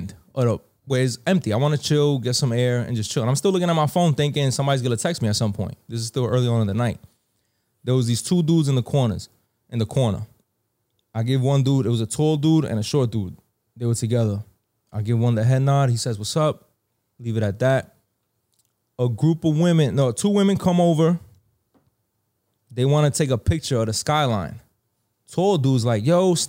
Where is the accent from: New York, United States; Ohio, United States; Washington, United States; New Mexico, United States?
New York, United States; New York City; where I grew up in the Bronx